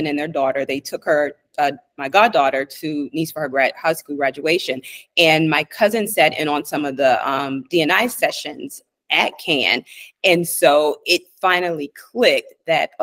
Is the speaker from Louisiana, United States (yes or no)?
yes; Louisiana, United States; moved away; also born or lived in Washington, D.C. / New York; I'm originally from Louisiana